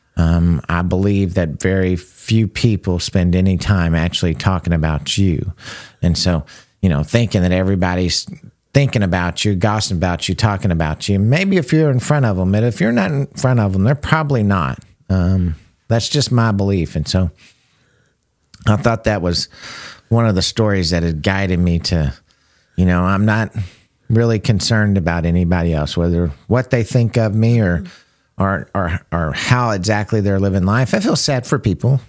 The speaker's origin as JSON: {"language": "English", "country": "United States", "said": "I love being an American"}